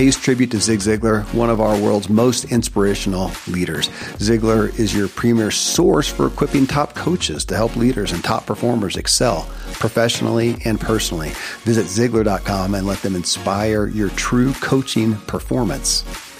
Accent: Kentucky, United States; born or raised there

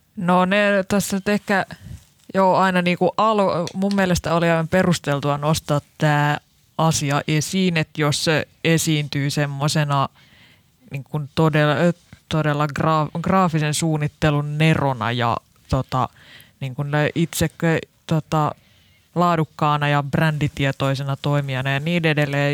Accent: Lahti, Päijät-Häme, Finland; mä en ole edes Helsingistä, mä oon Lahdesta

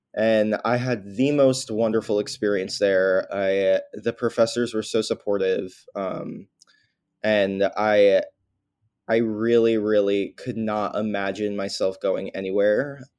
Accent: New York, United States; I mean, I'm a New Yorker nowhere type of person because I grew up here and I don't really know anything else.

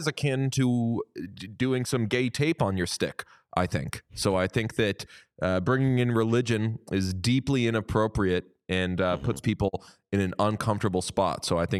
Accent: Buffalo, New York, United States; I'm from Buffalo.

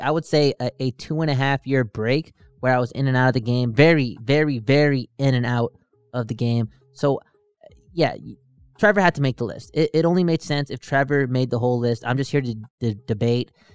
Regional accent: Vancouver, British Columbia, Canada; I'm from Vancouver

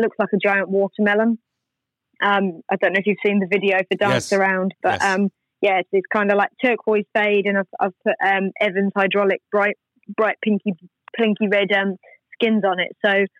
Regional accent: England, United Kingdom; also born or lived in Australia; So I'm from England originally, and I'd just been in Australia like for several years.

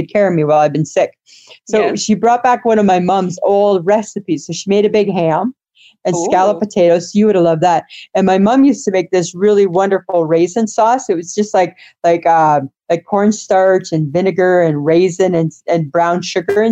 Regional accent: Canada; we're Canadian

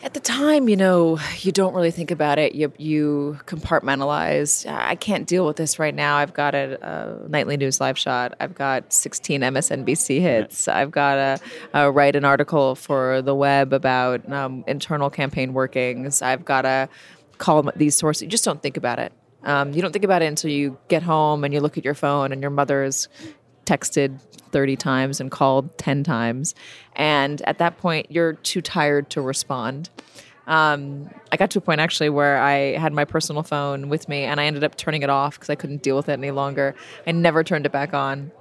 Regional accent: Los Angeles, California, United States; moved away; also born or lived in New York / London; I grew up in Los Angeles. I lived in New York. I lived in London

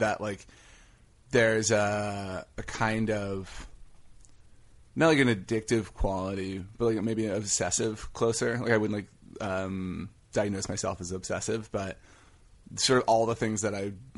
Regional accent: Denton, Texas, United States; moved away as an adult; I'm from Texas

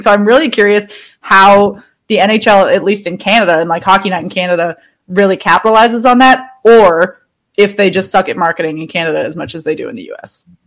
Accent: Boston, Massachusetts, United States; I'm from Boston

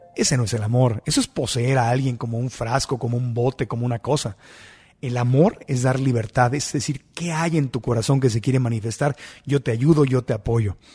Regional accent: Mexico; como buen mexicano que soy

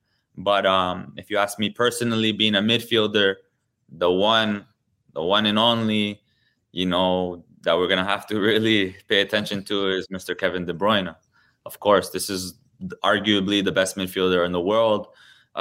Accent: Toronto, Ontario, Canada; I've been truly blessed to play my whole career in my hometown

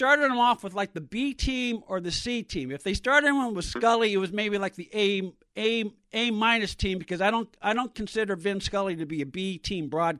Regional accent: San Francisco Bay Area, California, United States; I can speak to this from experience because, as you know, I grew up in the San Francisco Bay Area. And one of the treats of being of living in the San Francisco Bay Area at the time that John Madden was just starting his broadcasting career

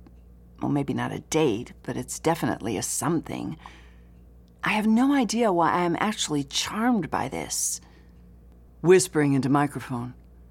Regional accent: Washington, United States; I'm from Washington. State, not D.C. A tiny mountain town up in the Cascades.

